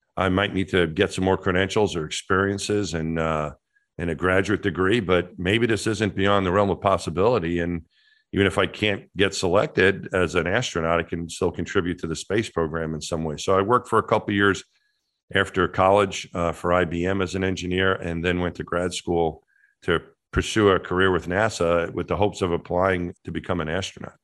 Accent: Franklin Square, New York, United States; my hometown's Franklin Square, so right outside the Queens border of New York City

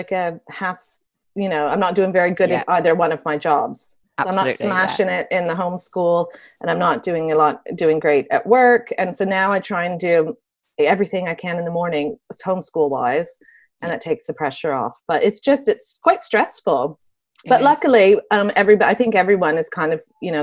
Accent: Canada; moved away as an adult; now in United Kingdom; I'm Canadian

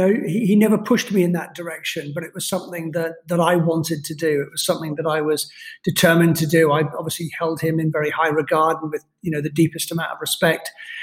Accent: United Kingdom; accent: neutral British; I'm a Scotsman by, you know, blood, cut me open, I bleed Scottish. I have a neutral British accent because I grew up all over the world. Ended up going to school in England

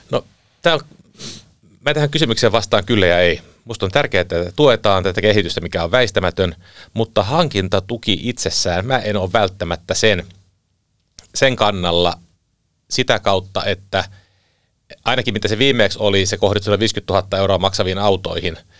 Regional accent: Southeast Finland, Finland; moved away; talvisin aika paljon kotikulmilla Kaakkois-Suomessa

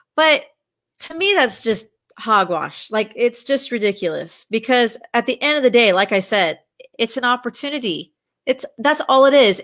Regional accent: Dallas, Texas, United States; moved away as an adult; also born or lived in Los Angeles, California; my husband and I relocated back to my hometown of Dallas, Texas.

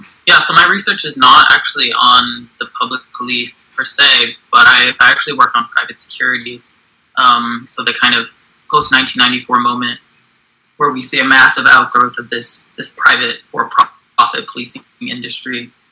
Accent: United States; also born or lived in Johannesburg, South Africa

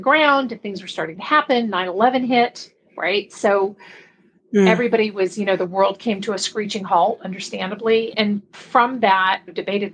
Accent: Belgium; now in San Diego, United States; I grew up in Belgium. I was there for 10 years. And my mom still lives there

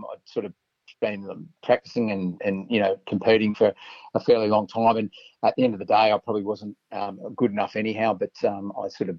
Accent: then Adelaide, country South Australia, Australia; also born or lived in Snowtown, South Australia / Port Lincoln, South Australia; I sort of grew up in the country, I suppose. Dad was a teacher or a principal at the school, so had my time around, you know, grew up in Snowtown for a while and Port Lincoln, and was born in Leesendale, and then basically came back to Adelaide when I was about 12.

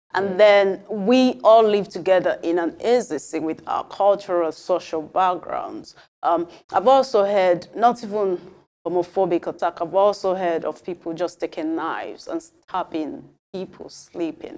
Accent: Nigeria; moved away; also born or lived in Europe; as a Nigerian

